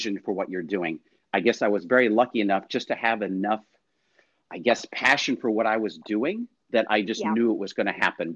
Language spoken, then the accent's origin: English; Poway, California, United States; Poway, Rancho Bernardo, which is great because it was my hometown